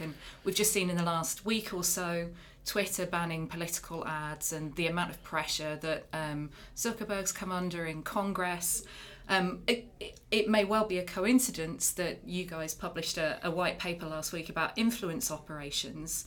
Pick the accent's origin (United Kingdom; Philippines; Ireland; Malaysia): United Kingdom; as a Brit